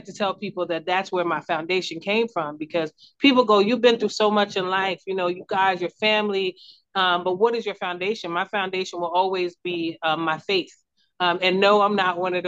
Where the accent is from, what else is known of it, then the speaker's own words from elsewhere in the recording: Newark, New Jersey, United States; also born or lived in Brooklyn, New York / East Orange, New Jersey; I was born in Brooklyn, New York, raised in New Jersey